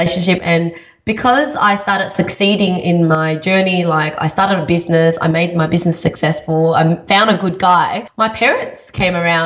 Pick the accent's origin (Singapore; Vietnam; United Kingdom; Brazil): Vietnam; I was born in Vietnam.